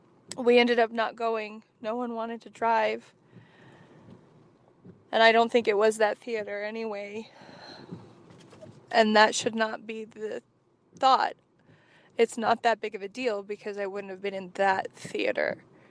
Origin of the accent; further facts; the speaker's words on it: Wyoming, United States; I grew up in Wyoming